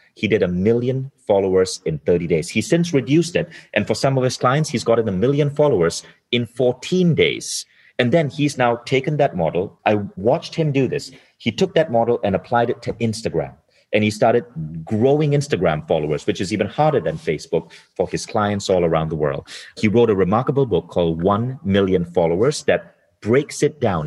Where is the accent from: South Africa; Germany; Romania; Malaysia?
Malaysia; now in Estonia; I live in Estonia now, but I was born in Malaysia.